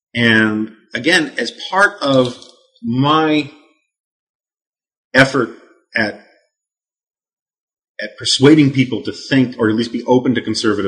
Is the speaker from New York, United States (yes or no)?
yes; New York City, New York, United States; I always use the joke that I was like Christians in ancient Rome growing up on the Upper West Side of Manhattan.